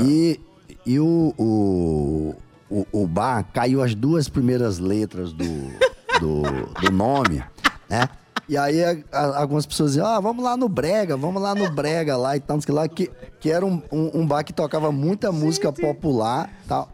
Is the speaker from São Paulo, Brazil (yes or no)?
no; Mulungu, Paraíba, Brazil; moved away; em Mulungu, que é minha terra natal.